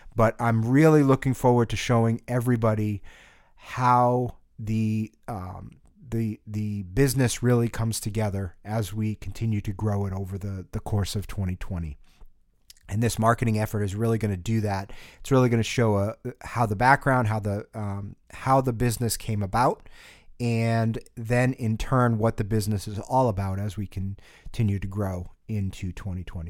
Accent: New England, United States; growing up in New England

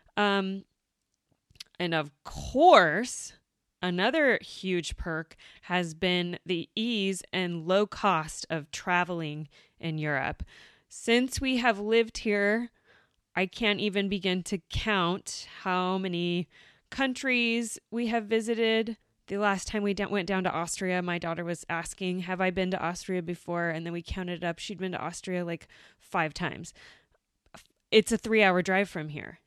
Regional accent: United States; moved away as an adult; now in Germany; we went back to the U S and I had my daughter back in my hometown

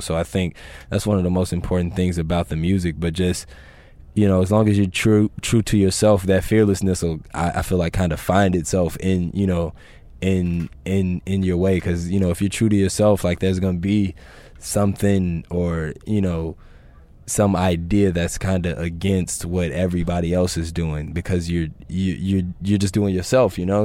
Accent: Chicago, Illinois, United States; growing up in Chicago

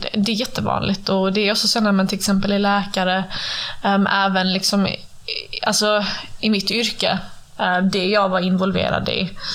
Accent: Sweden; jag jobbar ju hemma i Sverige nu

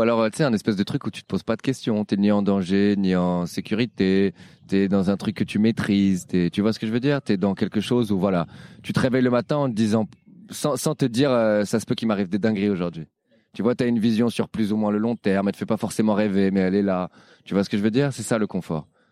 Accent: Paris, Île-de-France, France; je suis parisien

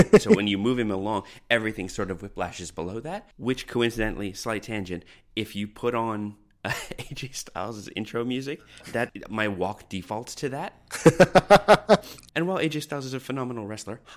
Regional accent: Canada; moved away as an adult; now in Australia; I'm a Canadian who landed in Australia 14 years ago

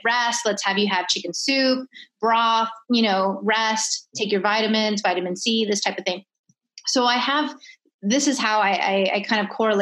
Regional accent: California, United States; moved away; also born or lived in Miami; originally I'm from California, I lived in Miami

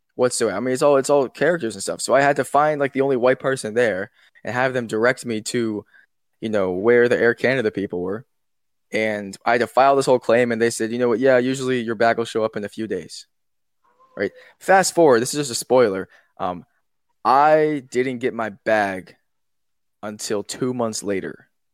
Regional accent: Pittsburgh, Pennsylvania, United States; also born or lived in Philadelphia; my hometown, a place called Pittsburgh

